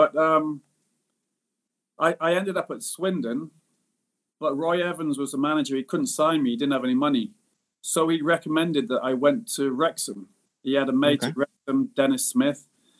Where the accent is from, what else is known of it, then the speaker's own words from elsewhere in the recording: Singapore; I mean, I did miss Singapore. So at a young age and being abroad, sort of in my home country, but being abroad at the same time, I thought maybe it was best that I came back